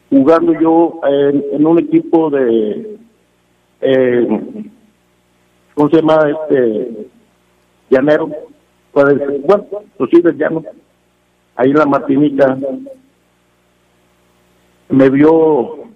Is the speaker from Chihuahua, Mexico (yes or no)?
no; León, Guanajuato, Mexico; Eh, y soy leonés como no te imaginas.